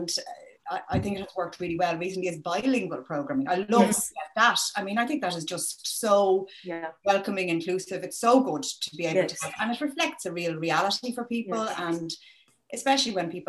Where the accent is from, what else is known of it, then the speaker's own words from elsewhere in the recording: Wicklow, Leinster, Ireland; I grew up in Wicklow, went to school through English